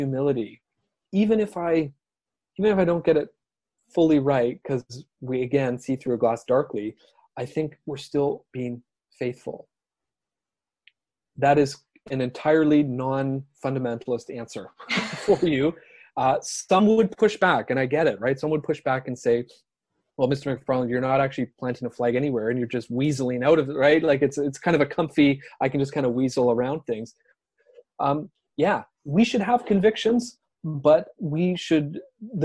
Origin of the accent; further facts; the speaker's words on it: Canada; I'm a Canadian, teach social studies